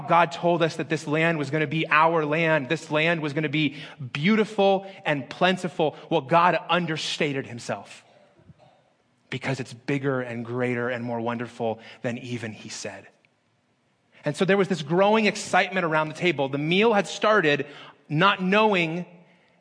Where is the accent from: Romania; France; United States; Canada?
United States; Las Vegas, Nevada; moved away as an adult; also born or lived in Phoenix, Arizona; In my hometown of Las Vegas